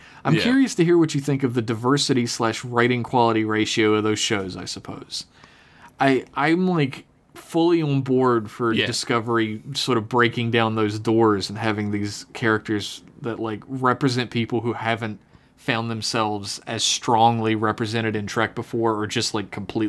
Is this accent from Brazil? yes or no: yes; Brazil; I'm from Brazil.